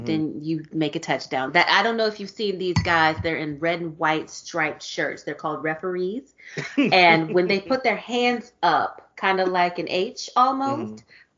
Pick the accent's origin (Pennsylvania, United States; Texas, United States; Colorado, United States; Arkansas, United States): Texas, United States; Nigga, I'm from Texas.